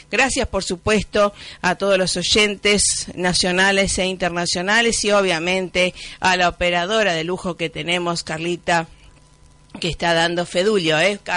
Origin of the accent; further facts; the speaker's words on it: Rosario, Santa Fe, Argentina; Como siempre les habla … directora y productora de Esperanza Argentina desde el 2002 allá en mi ciudad, Natán Rosario